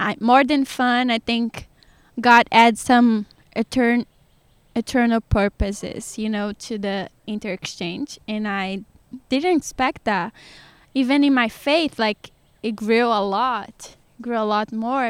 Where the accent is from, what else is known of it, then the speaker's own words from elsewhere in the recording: Sergipe, Brazil; English is a second language; moved away as an adult; now in Georgia, United States; I'm from the smallest state in Brazil, which it is Sergipe.